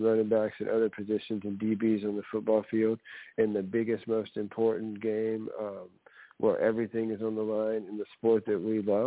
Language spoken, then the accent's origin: English; the South, United States; growing up in the South